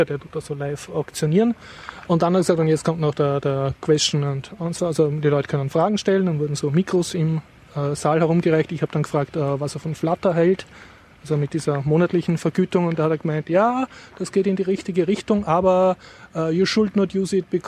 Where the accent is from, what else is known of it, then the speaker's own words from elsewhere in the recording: Austria; für mich als Österreicher sehr Peinliches passiert. Nämlich, also ich spreche ja schon nicht sehr gut Englisch.